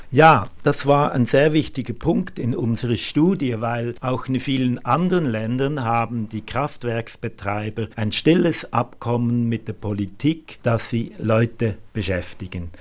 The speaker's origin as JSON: {"language": "German", "country": "Germany", "said": "Bei uns in Deutschland"}